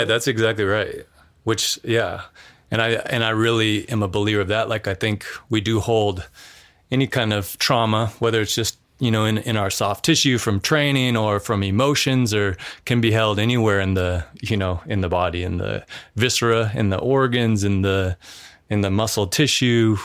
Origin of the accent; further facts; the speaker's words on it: Missoula, Montana, United States; moved away; we grew up in in Missoula, so it's it's more of like an urban like city